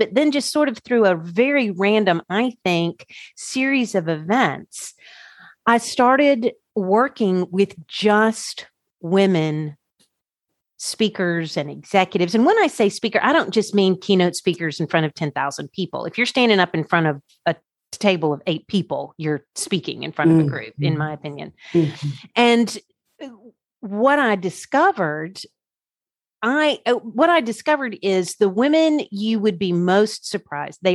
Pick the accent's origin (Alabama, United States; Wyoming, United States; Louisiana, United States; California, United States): Alabama, United States; Birmingham; also born or lived in Washington, D.C.; I'm from Birmingham, Alabama